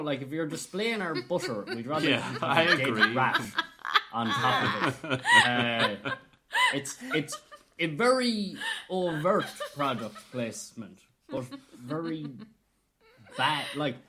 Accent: Ireland; I'm Irish.

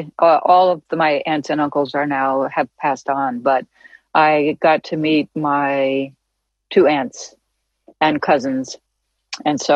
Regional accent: New York City, New York, United States; also born or lived in Santa Monica, California; I came from New York City

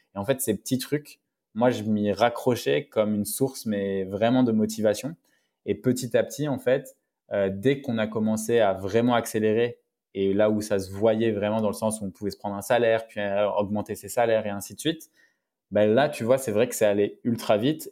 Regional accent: Paris, Île-de-France, France; je suis né à Paris, à la gare du Nord, donc à la Riboisière. Donc j'ai grandi entre Barbès et Pigalle, donc Paris Nord

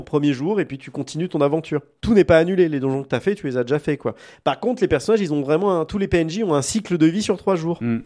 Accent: France; chez nous en France

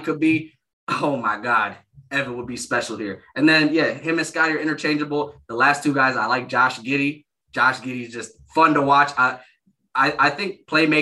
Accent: Michigan, United States; I grew up in Michigan.

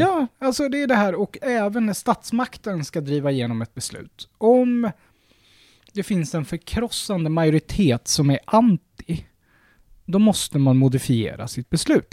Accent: Sweden; vi svenskar

